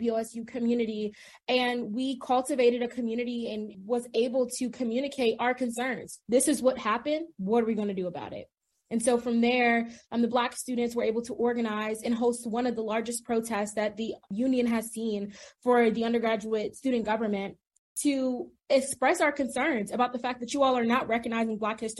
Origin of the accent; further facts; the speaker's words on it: Prince George's County, Maryland, United States; moved away as an adult; I am originally from Prince George's County, Maryland, and that is a predominantly Black community